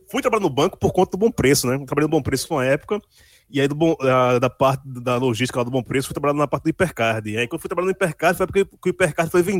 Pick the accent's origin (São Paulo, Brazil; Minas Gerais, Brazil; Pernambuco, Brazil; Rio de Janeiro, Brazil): Pernambuco, Brazil; Candeias; also born or lived in Guarulhos; Fui morar em Candeias com três meses de idade. Ou seja, todo mundo acha que eu realmente sou pernambucano, nascido em Candeias, mas por um erro de tempo e espaço, acabei nascendo em Guarulhos